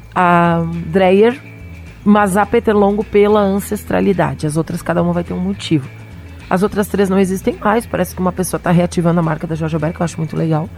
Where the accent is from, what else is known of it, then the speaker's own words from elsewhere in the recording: Serra Gaúcha, Rio Grande do Sul, Brazil; especificamente a Serra Gaúcha, minha terra